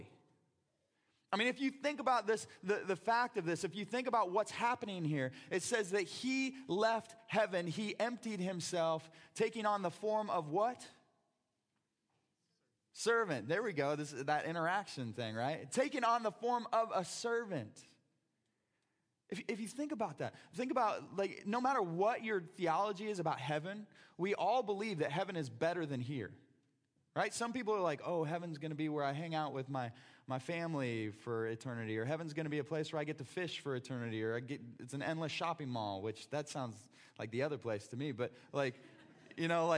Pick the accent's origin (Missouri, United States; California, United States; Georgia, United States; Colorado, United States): Missouri, United States; Brashear; me growing up in Brashear, Missouri